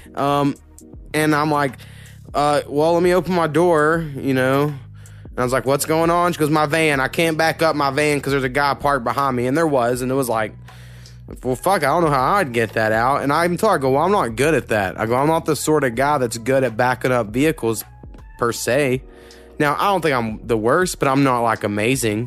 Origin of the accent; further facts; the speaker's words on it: Oklahoma, United States; moved away; I grew up in a real small town, where you go Oklahoma